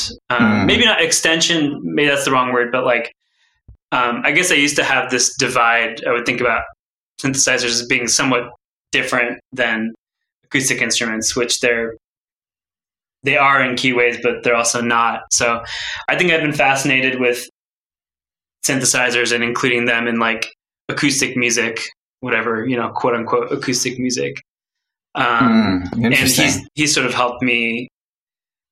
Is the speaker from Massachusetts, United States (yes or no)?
no; Woodinville, Washington, United States; I grew up in Woodinville